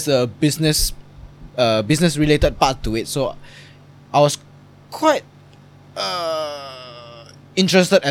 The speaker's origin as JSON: {"language": "English", "country": "Indonesia", "moved": "yes", "lives_now": "Singapore", "said": "I'm from Indonesia"}